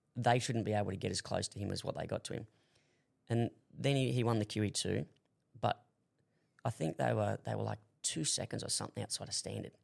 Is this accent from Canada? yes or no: no; Australia; moved away as an adult; also born or lived in Hong Kong; being the Aussie that I am